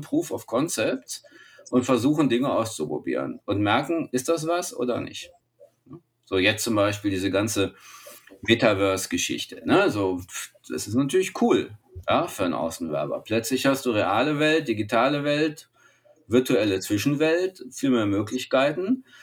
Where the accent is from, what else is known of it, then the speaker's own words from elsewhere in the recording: Germany; als Deutsche